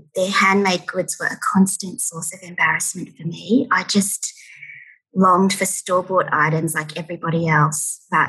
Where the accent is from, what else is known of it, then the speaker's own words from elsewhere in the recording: Ipswich, Queensland, Australia; moved away as an adult; I grew up in Ipswich, which is a satellite city to Brisbane.